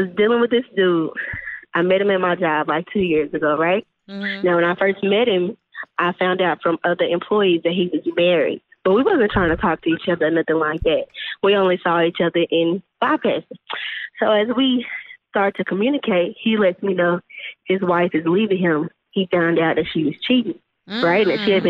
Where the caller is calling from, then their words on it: Texas, United States; calling from Texas.